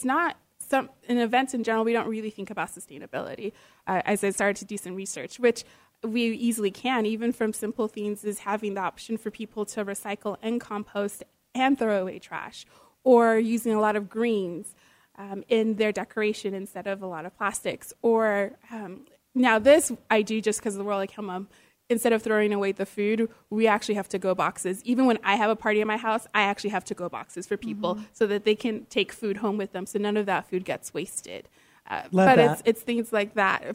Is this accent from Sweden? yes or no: no; Nigeria; I'm Nigerian, for anyone who knows, and part of the culture